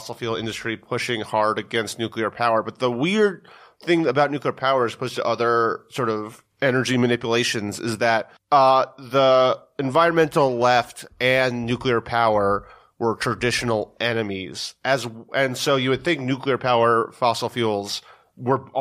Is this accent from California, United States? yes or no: no; New York, United States; I grew up in New York